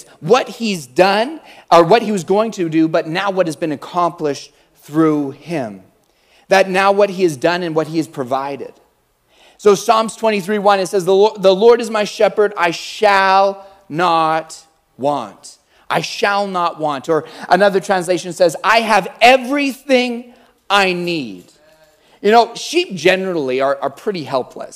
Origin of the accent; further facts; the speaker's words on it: Calgary, Alberta, Canada; I'm from Calgary.